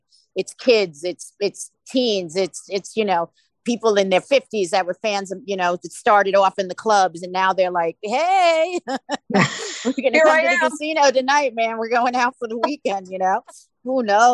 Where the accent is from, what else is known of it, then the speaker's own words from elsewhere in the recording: New York, United States; we're from New York